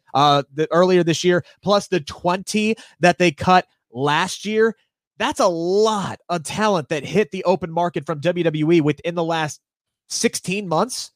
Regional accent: Cincinnati, Ohio, United States; I'm from Cincinnati

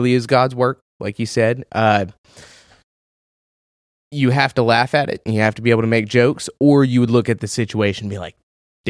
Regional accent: Houston, Texas, United States; also born or lived in North Carolina; No. I'm from Houston, moved around North Carolina.

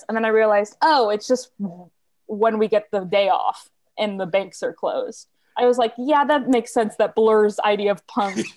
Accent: United States

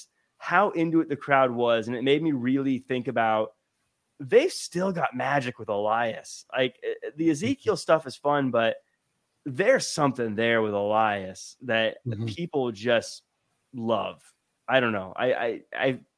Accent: the Northwest, Pacific Northwest, United States; moved away; I'm originally from the Northwest

